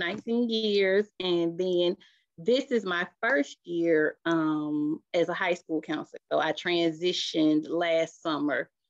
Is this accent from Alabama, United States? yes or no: no; Decatur, Georgia, United States; also born or lived in Albany, Georgia; I am from Decatur, Georgia. I went to Southwest DeKalb High School